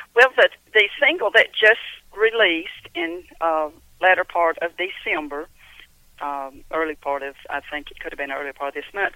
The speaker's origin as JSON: {"language": "English", "town": "Cumming", "region": "Georgia", "country": "United States", "tie": "born or raised there", "also_born_or_lived": "Kentucky", "said": "I was born and raised here in Cumming, Georgia"}